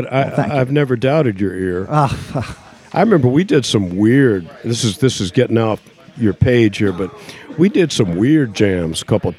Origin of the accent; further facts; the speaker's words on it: Lafayette, Louisiana, United States; Lafayette, Louisiana.